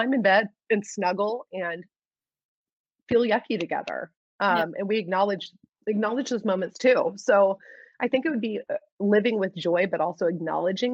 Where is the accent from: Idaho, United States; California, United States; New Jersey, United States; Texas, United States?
Texas, United States; Houston; moved away; I was born and raised in Houston